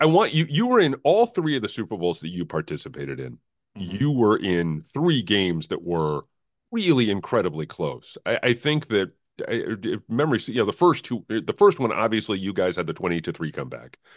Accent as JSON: {"language": "English", "region": "New England", "country": "United States", "said": "I'm from New England"}